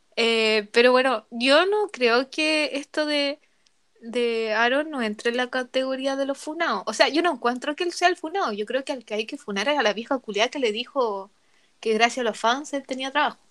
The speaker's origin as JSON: {"language": "Spanish", "town": "Rancagua", "region": "O'Higgins", "country": "Chile", "said": "Yo soy de Rancagua"}